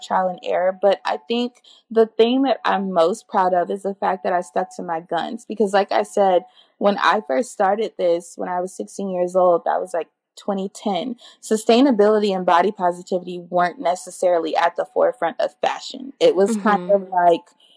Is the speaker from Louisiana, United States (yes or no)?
yes; New Orleans, Louisiana, United States; I'm from New Orleans and New Orleans is a melting pot